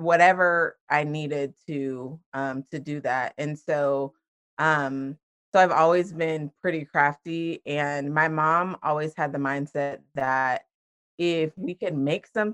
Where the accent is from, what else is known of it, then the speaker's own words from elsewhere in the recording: Washington, United States; moved away as an adult; now in Florida, United States; I am originally from Washington State, and I grew up there, lived there until I was 18, and then I moved to Florida, and I have been here ever since.